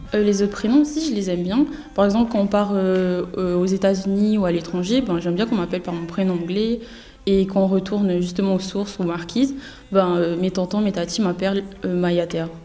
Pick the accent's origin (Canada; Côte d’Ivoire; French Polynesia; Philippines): French Polynesia; now in Metropolitan France; nous, quand on dit nos prénoms, on roule le R, du coup, on n'a pas la même façon de dire